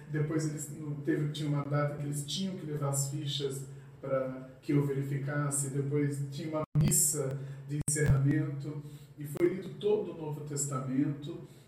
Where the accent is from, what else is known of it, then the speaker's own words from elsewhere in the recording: Capão Bonito, São Paulo, Brazil; moved away as an adult; also born or lived in Itapeva; now in Buri, Brazil; Eu sou natural de Capão